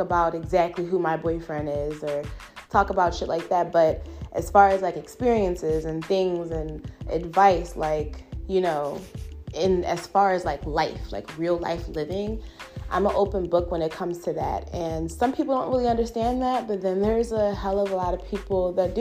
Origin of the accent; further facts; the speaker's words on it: Philadelphia, Pennsylvania, United States; I'm from Philly, West Philly to be exact